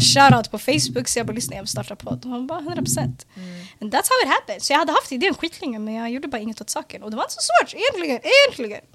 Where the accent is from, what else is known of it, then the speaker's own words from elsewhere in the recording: Stockholm, Stockholm County, Sweden; also born or lived in Bredäng / Eritrea (ancestry); född och uppvuxen i södra Stockholm, i Hagsätra och Bredäng